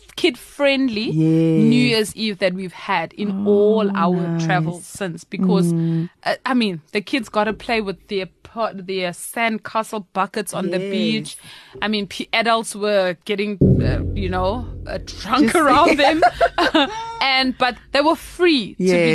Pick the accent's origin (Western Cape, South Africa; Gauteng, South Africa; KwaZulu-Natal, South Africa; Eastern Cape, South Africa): KwaZulu-Natal, South Africa; Durban; moved away; I'm from Durban.